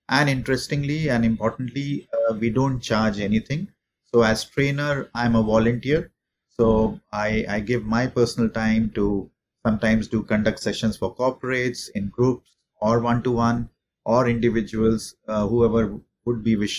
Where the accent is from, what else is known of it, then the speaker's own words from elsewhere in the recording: India; moved away as an adult; also born or lived in Paris; now in Singapore; I am based in Singapore. I've been living in Singapore for the last 15 years. I'm an Indian national, but I've been outside of India now for the last 20 plus years.